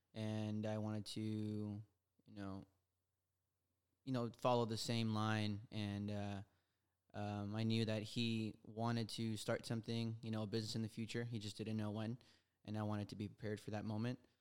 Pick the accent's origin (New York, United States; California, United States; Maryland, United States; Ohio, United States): California, United States; Los Angeles; I was born in Silmar, here in L